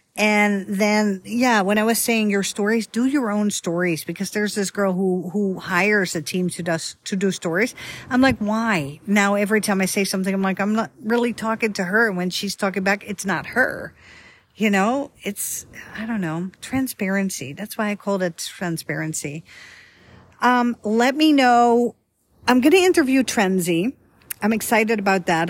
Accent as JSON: {"language": "English", "country": "Netherlands", "moved": "yes", "lives_now": "Dallas area, United States", "said": "I'm from Holland, but I'm not from Amsterdam, the capital"}